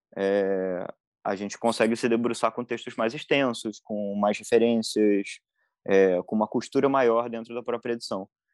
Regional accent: Rio de Janeiro, Brazil; eu sou do Rio

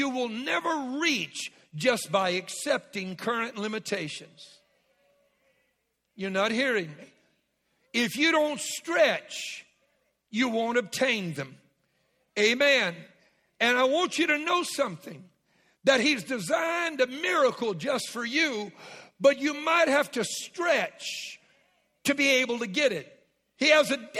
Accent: Southwest Louisiana, United States; I was raised in Southwest Louisiana

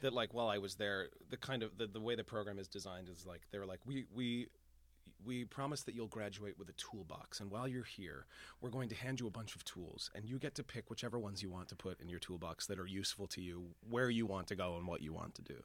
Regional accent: Boston, Massachusetts, United States; moved away as an adult; now in New York, United States; I am from Boston

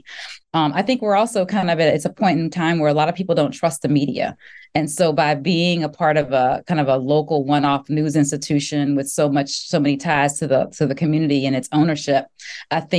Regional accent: Baton Rouge, Louisiana, United States; also born or lived in Virginia / Greenville / Indianapolis; now in Dallas, United States; I am from Baton Rouge, Louisiana

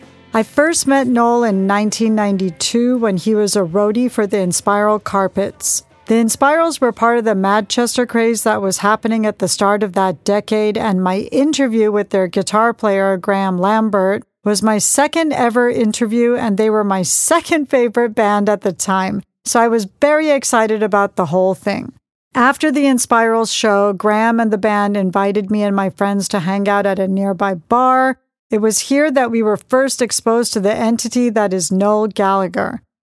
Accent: Manchester, North West England, United Kingdom; But the culture I was brought up on in Manchester was about drugs and gangs.

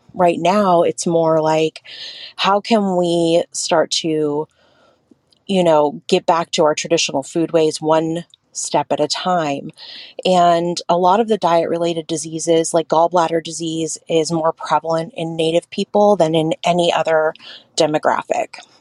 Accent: Hoopa Valley Indian Reservation, California, United States; now in Bay Area, United States; I'm Karuk and I grew up in the Hoopa Valley Indian Reservation, and I am currently on Hoiman Coast Miwok territory in the Bay Area.

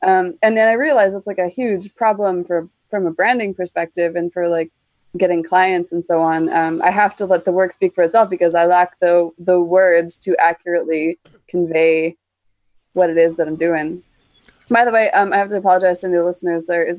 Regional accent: Canada; Yes, I am from the land of always winter, but never Christmas.

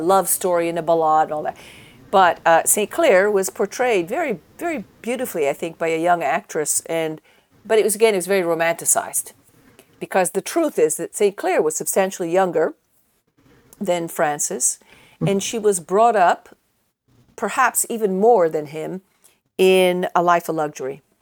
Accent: Italy; moved away; when I was growing up in Italy

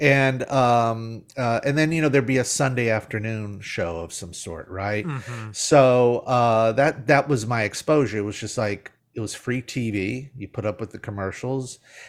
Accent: Mobile, Alabama, United States; So and I grew up in Mobile, Alabama.

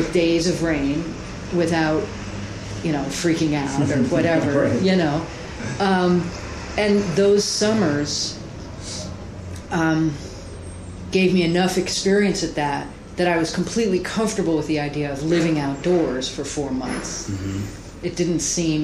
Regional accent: United States; I am an American, and I'm proud to be an American

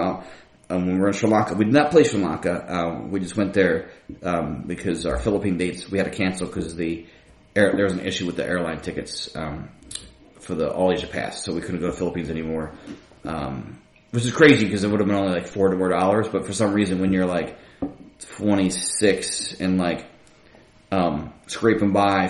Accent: Philadelphia, Pennsylvania, United States; my route of be getting into punk was, like, being, like, a kid growing up in Philly, getting lots of fights, feeling alienated

